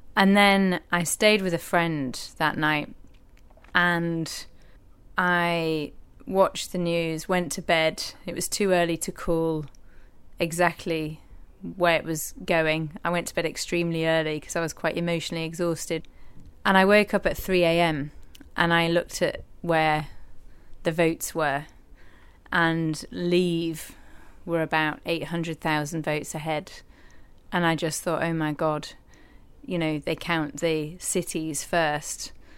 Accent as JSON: {"language": "English", "region": "Yorkshire and the Humber", "country": "United Kingdom", "tie": "born or raised there", "also_born_or_lived": "Newcastle", "moved": "yes", "said": "growing up in East Yorkshire"}